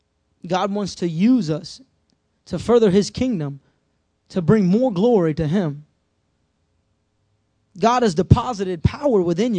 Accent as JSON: {"language": "English", "country": "United States", "said": "my commitment to Christ as an American"}